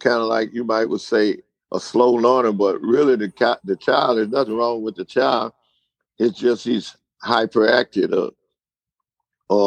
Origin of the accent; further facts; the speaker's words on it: Winnsboro, United States; also born or lived in Germany; the hometown where I was born and raised in Winnsboro